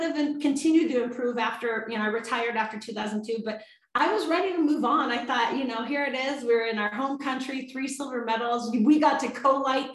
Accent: Sun Valley, Idaho, United States; I'm from Sun Valley, Idaho. I'm not an East Coast skier

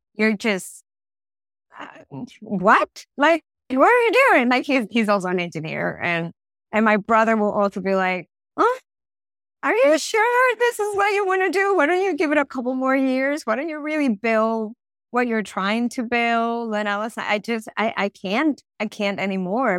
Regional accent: Venezuela; moved away; I'm from Venezuela

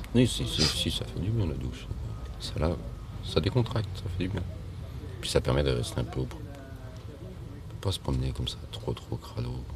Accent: Lyon, Auvergne-Rhône-Alpes, France; je suis de Lyon

